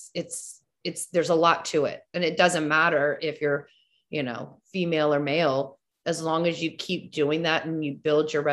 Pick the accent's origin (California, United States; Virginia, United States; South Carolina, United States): Virginia, United States; Fairfax County; I grew up in Fairfax County. I played basketball in Fairfax County